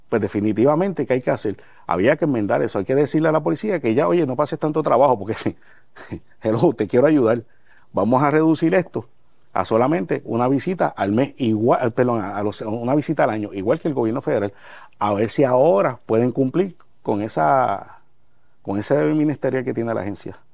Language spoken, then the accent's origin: Spanish; Guayama, Puerto Rico; allá en Guayama, en mi pueblo, en Barrio Borinque, Guayama